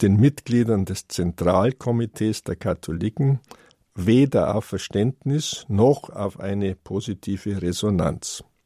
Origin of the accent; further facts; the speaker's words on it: Germany; Bei uns in Deutschland